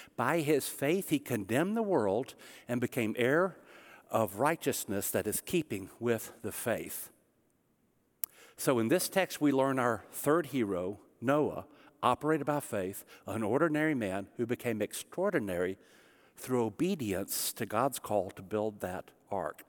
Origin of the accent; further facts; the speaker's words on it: Smyrna, Tennessee, United States; also born or lived in Nashville, Tennessee; I grew up in Smyrna, Tennessee